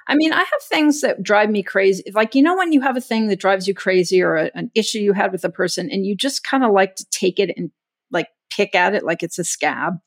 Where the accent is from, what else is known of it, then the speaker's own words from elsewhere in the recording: Texas, United States; moved away; I grew up in Texas